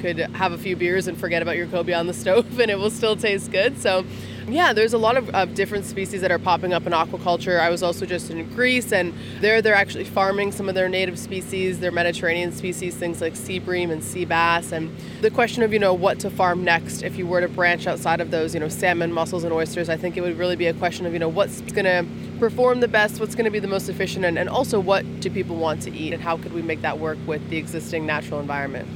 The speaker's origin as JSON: {"language": "English", "country": "Canada", "said": "I'm from Canada"}